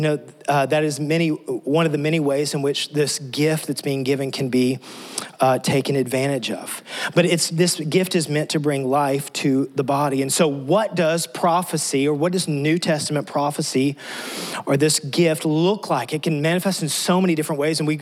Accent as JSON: {"language": "English", "region": "West Texas", "country": "United States", "tie": "born or raised there", "moved": "as an adult", "lives_now": "Tennessee, United States", "said": "I grew up in West Texas"}